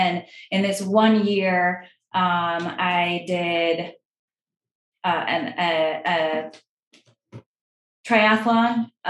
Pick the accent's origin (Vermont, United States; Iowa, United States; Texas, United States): Vermont, United States; moved away; also born or lived in New York; I grew up in Vermont.